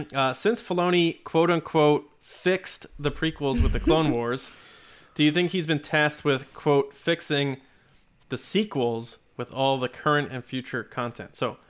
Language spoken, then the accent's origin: English; New York, United States; Well, yeah, we're from Long Island originally. So he still has a little bit of an accent.